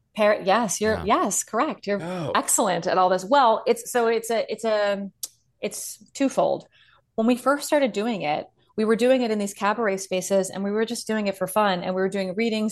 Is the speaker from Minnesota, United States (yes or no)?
no; Bucks County, Pennsylvania, United States; moved away as an adult; also born or lived in Ohio; I'm from Bucks County, Pennsylvania